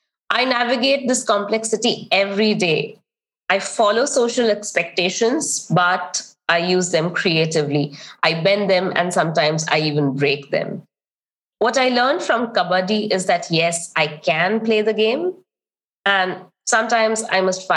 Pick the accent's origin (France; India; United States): India; eastern India; One of the biggest lessons I learned growing up was to listen in silence with a lowered head